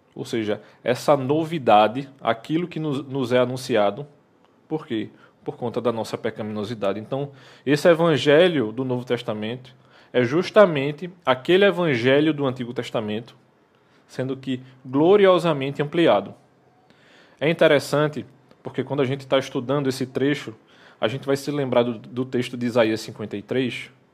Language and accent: Portuguese; Recife, Pernambuco, Brazil; nós que somos do Recife